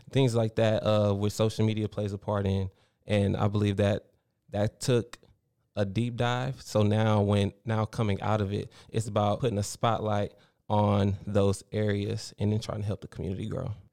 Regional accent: Baytown, Texas, United States; moved away as an adult; I grew up here in Baytown, went to Travis Elementary, Baytown Junior

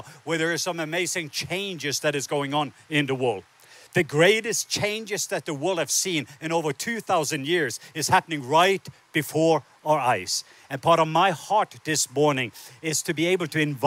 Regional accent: Southern Norway, Norway; moved away; I was born in the south part of Norway

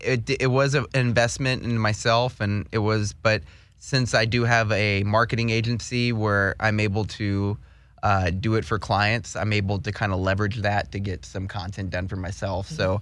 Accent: Houston, Texas, United States; now in California, United States; So I moved from Houston to Austin, and I went to school in Austin for a little bit, and I worked in music.

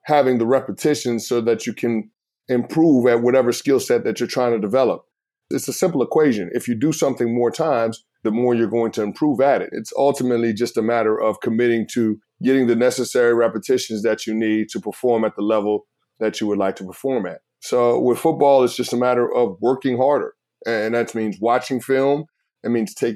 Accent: New York City, New York, United States; moved away; Growing up as a kid in the Bronx, New York

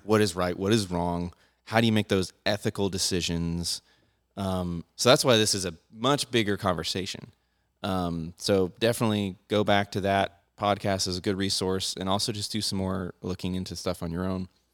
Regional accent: United States; I'm an American, So I have a Second Amendment

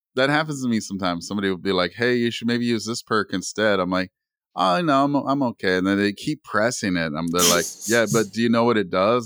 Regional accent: Canada; I'm, I'm originally from Canada.

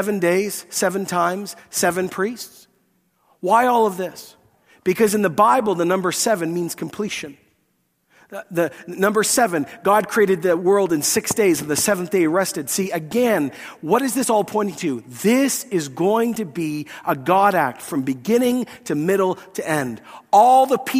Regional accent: Scotland, United Kingdom; I'm Scottish

